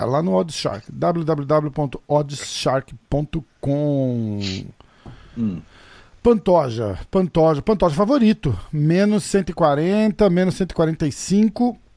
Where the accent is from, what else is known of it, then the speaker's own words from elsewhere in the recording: Rio de Janeiro, Brazil; accent: carioca; Passei a infância todinha ali na barra, irmão.